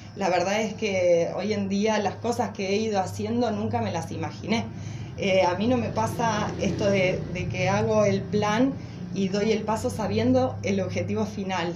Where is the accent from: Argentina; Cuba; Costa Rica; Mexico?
Argentina; Paraná, Entre Ríos; moved away; also born or lived in Brazil; vamos a hacer un poco de base y de raíces a Paraná, que es donde estaban mi familia, mis amigos, todos mis seres queridos